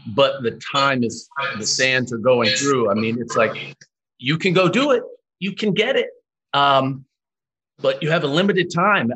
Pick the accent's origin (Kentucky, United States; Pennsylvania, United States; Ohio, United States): Kentucky, United States; I'm from Kentucky as well